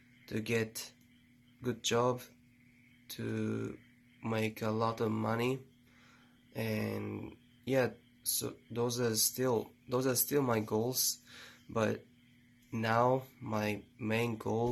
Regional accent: Japan; English is a second language; moved away as an adult; now in United States; I'm from Japan

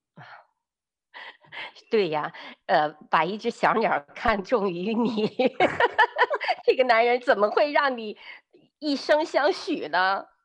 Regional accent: China; 我们比较在大陆背景下长大的女人

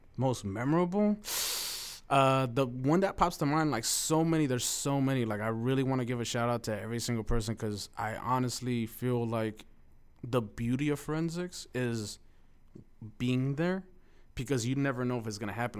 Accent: Los Angeles, California, United States; first language Spanish; English is a second language; also born or lived in Mexico; growing up on East L A and loving hip hop

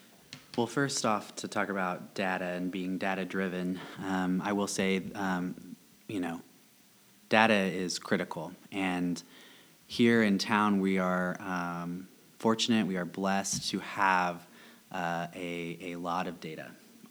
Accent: Topeka, Kansas, United States; now in Lawrence, United States; I'm from Topeka, we always vote blue too.

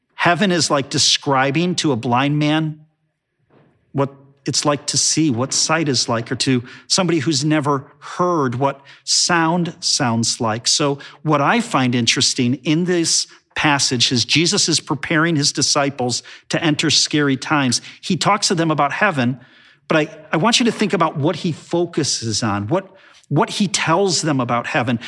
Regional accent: Chicago, Illinois, United States; growing up in Chicago

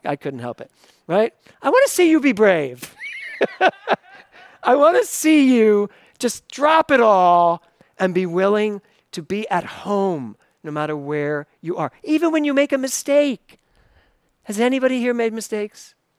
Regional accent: Philadelphia, Pennsylvania, United States; moved away as an adult; now in New York City, United States; I grew up in Tacony in Philadelphia

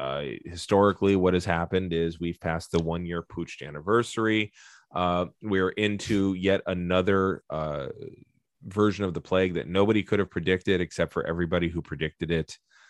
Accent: San Francisco, California, United States; I grew up in San Francisco.

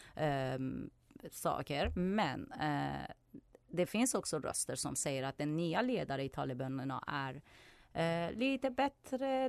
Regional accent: Iran; Swedish is a second language; now in Sweden; jag är från Iran

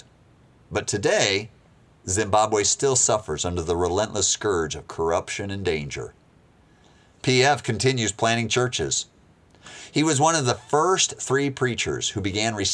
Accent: United States; I'm an American

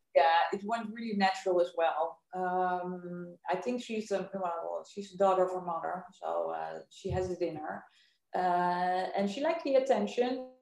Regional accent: Amsterdam, North Holland, Netherlands; I am from Amsterdam.

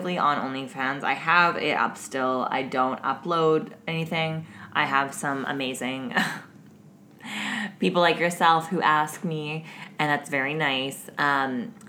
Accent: the South, United States; I'm from the South

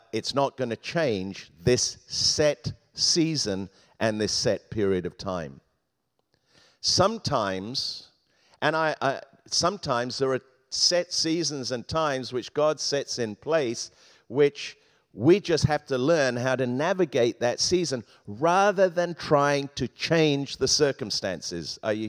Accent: England, United Kingdom; We used to have a parrot, an African grey parrot, when I was growing up in England.

